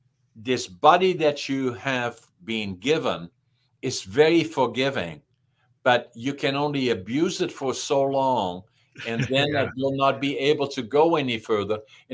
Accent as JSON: {"language": "English", "region": "the Northeast", "country": "Netherlands", "tie": "born or raised there", "second_language": "English", "moved": "yes", "lives_now": "Canada", "said": "And then, you know, growing up in Holland, I spoke dialect in the extreme northeastern part of Holland. They don't even understand me. So I had to acquire to speak high Dutch. And by, I barely got that under control. Then I'm in Canada. I can't speak English."}